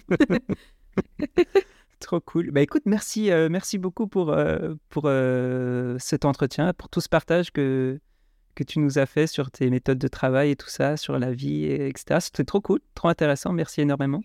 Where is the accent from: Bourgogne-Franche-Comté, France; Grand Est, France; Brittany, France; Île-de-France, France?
Grand Est, France; Strasbourg; près de chez moi à Strasbourg